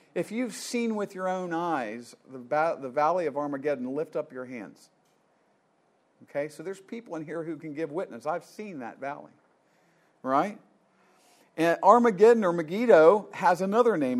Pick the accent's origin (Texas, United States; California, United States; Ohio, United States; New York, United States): Ohio, United States; Columbus; moved away; I was born in Columbus, Ohio.